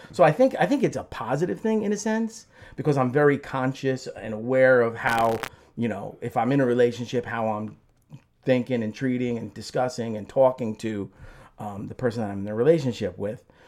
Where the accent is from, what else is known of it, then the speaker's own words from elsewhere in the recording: Belleville, New Jersey, United States; also born or lived in Newark, New Jersey; I grew up in Belleville